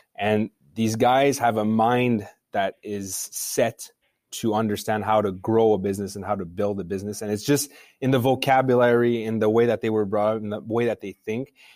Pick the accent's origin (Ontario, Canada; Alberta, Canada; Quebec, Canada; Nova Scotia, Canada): Quebec, Canada; Montreal; I grew up in Montreal, so I'm a Montrealer.